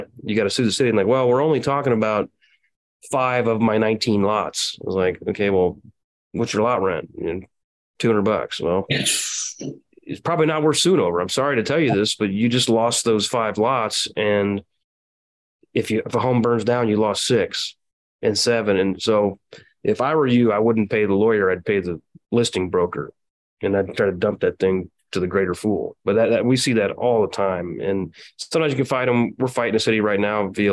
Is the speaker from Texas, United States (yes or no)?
no; Quincy, Illinois, United States; I own parks in my hometown, I'm in Adams, Quincy, Illinois, in Adams County